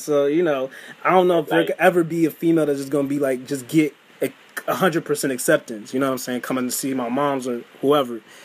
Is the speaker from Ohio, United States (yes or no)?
yes; Cleveland, Ohio, United States; I'm from Cleveland